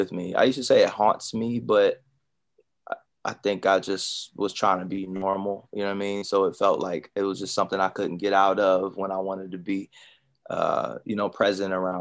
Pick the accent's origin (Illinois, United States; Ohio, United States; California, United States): Ohio, United States; Columbus; moved away as an adult; also born or lived in Daytona; I'm from Columbus, Ohio. So I'm from the Midwest